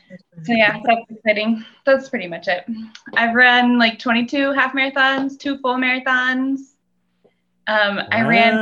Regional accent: Salem, Virginia, United States; also born or lived in Utah / Baltimore; Salem, which is Southwest Virginia, but not West Virginia.

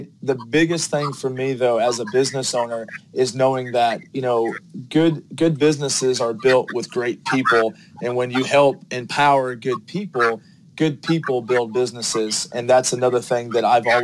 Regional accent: Gainesville, Florida, United States; now in Atlanta, United States; I'm actually originally from Gainesville, Florida, so came to Atlanta with a family move

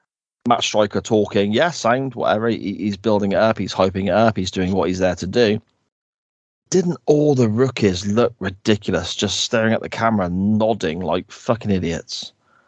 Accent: United Kingdom; I'm not from the States

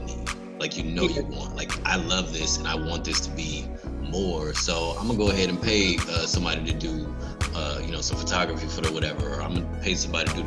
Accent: Detroit, Michigan, United States; also born or lived in Houston; now in Tampa, United States; I'm from Detroit

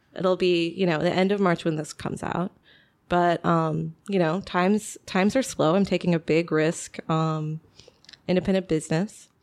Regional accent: Kansas City, United States; also born or lived in Chicago; now in Batavia, United States; I'm originally from Kansas City

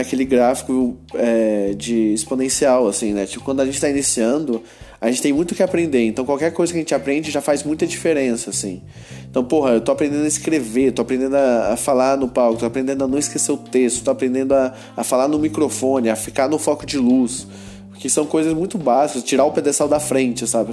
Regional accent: Goiânia, Goiás, Brazil; eu sou de Goiânia

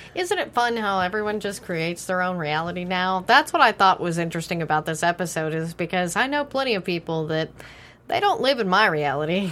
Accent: Texas, United States; I grew up in Texas

